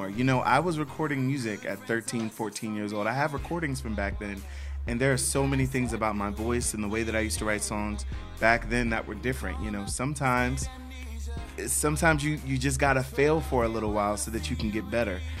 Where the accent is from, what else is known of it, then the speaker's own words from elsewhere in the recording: Silver Spring, Maryland, United States; Um, I'm originally from Silver Spring, Maryland, so that is a town right outside of DC. Um, those of us who are from that area just refer to it as the DMV area.